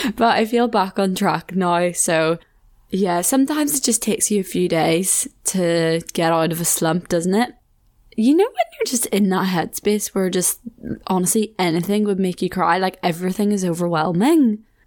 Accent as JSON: {"language": "English", "country": "Ireland", "moved": "as an adult", "lives_now": "Leeds, United Kingdom"}